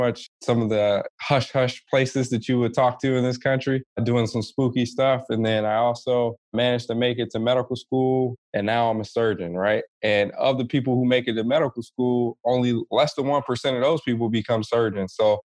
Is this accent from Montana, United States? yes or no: no; Compton, California, United States; also born or lived in Hawaii / Long Beach / East Oakland; I am originally from Hawaii, but didn't stay there long. Grew up mainly in SoCal, Compton, California, you know what it is, and Long Beach. But I also spent time in the Bay Area, specifically East Oakland, which is part of my roots.